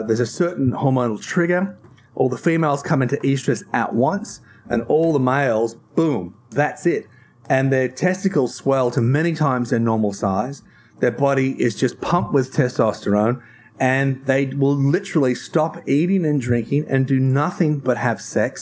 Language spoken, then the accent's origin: English; Tasmania, Australia; I come from Tasmania